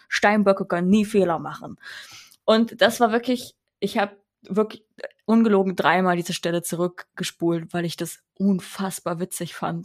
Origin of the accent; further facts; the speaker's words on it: Rhineland, Germany; ich komme auch aus dem Rheinland. Ich bin im Rheinland aufgewachsen